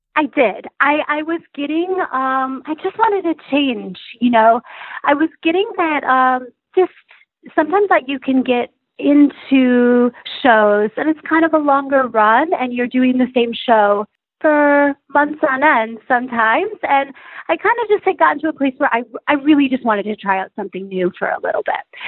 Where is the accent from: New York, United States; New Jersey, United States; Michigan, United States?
Michigan, United States; Chelsea; I grew up in Chelsea, Michigan, which is actually a very artistic community